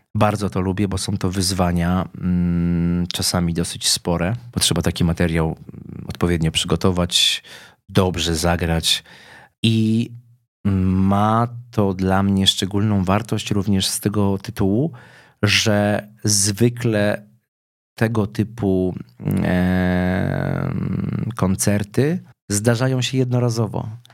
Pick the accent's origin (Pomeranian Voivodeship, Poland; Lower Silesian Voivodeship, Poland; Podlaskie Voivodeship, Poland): Lower Silesian Voivodeship, Poland; Lubin; urodziłem się w Lubinie, czyli w miejscowości górniczej